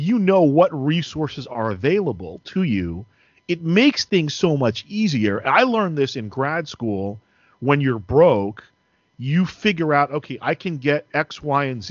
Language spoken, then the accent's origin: English; New Jersey, United States; as a kid growing up in New Jersey